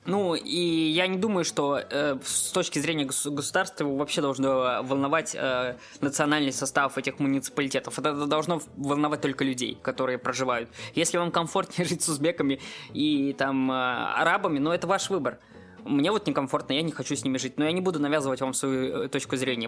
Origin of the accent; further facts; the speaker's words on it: Moscow, Russia; я, как москвич